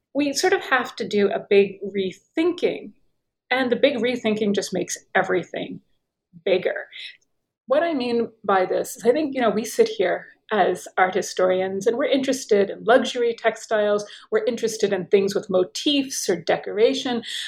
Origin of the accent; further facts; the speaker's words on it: United States; accent: American; moved away as an adult; also born or lived in Paris / Tunisia / Turkey / Oxford; I'm American, perhaps you can tell by my accent